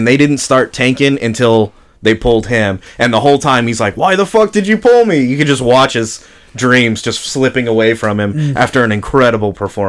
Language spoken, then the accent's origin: English; the South, United States; We're from the South.